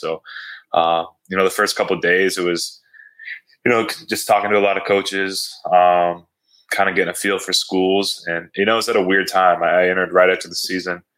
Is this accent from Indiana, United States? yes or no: yes; Fort Wayne, Indiana, United States; I grew up in Fort Wayne, Indiana, not too far from South Bend